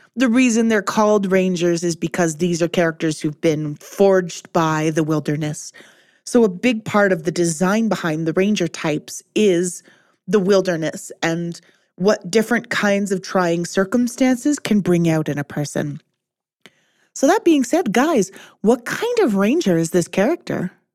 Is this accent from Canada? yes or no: yes; Canada; Speaking as a Canadian